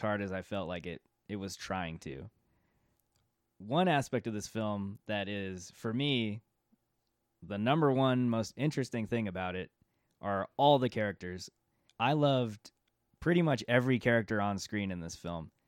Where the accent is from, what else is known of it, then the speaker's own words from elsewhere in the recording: California, United States; being from California